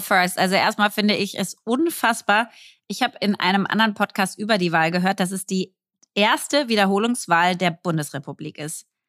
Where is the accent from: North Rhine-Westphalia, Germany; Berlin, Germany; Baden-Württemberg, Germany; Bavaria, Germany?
Berlin, Germany; als Berlinerin